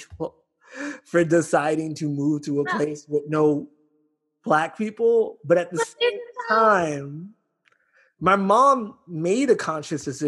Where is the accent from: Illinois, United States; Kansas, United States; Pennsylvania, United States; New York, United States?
New York, United States; New York City; I'm from the Bronx